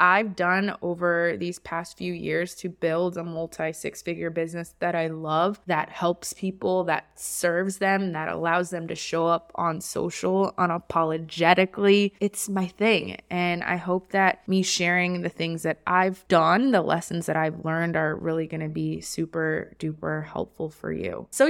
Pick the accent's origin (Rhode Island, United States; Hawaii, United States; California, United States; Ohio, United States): Hawaii, United States; Honolulu; I was born and raised in Honolulu, Hawaii. So I am an ocean sea girl. I started my life in Hawaii, grew up by the beach with my mom, and I didn't really know anything but that.